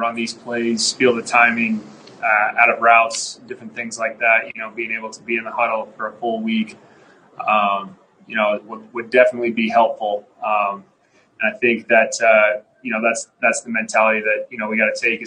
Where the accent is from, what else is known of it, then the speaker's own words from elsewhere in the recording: the Northwest, Pacific Northwest, United States; moved away; growing up in the Northwest and, you know, playing at Boise State